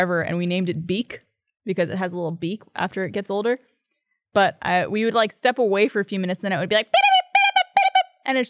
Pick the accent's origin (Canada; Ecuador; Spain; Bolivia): Canada; I'm Canadian.